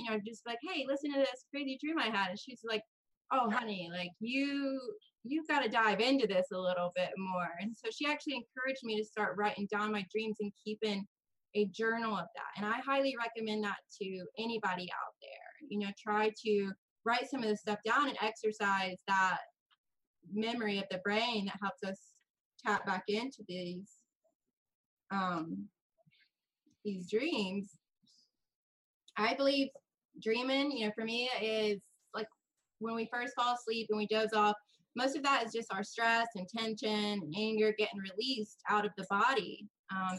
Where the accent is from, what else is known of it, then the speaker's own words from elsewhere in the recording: United States; I am from the United States.